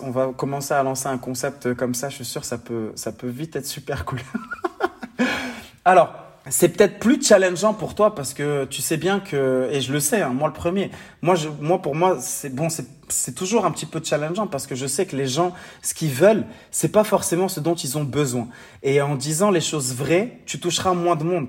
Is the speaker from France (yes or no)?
no; Morocco; mon pays natal, le Maroc